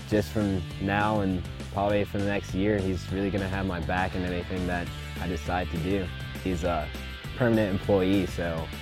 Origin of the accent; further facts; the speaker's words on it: McDonough, Georgia, United States; I'm from McDonough, Georgia and I go to Gordon College